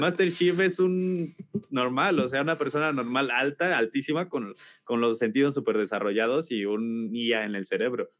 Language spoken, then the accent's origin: Spanish; Celaya, Guanajuato, Mexico; moved away as an adult; also born or lived in Mexico City; soy de Celaya, Guanajuato.